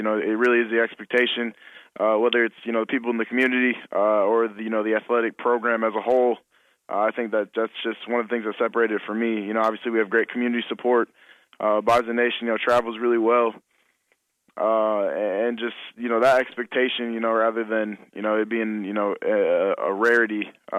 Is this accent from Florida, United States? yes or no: no; Marshall, Minnesota, United States; I'm from Marshall, Minnesota, so it's about 3.5 hours, you know, southwest Minnesota, which is also, you know, about 40 miles from South Dakota State.